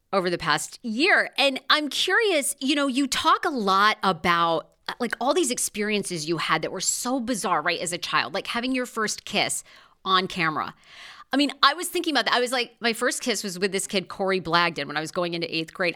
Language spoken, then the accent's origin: English; Maine, United States; moved away; I grew up in Maine